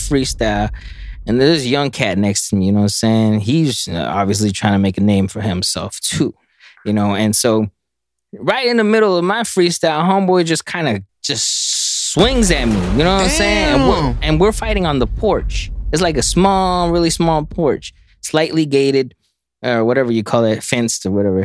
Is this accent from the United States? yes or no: yes; Dallas, Texas, United States; I'm from North Dallas